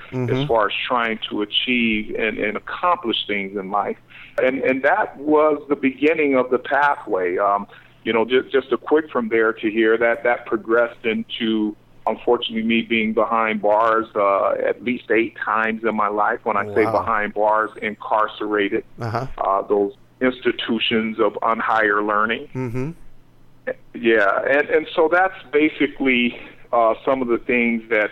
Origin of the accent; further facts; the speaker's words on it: Los Angeles, California, United States; growing up in South Central Los Angeles, in a really tough neighborhood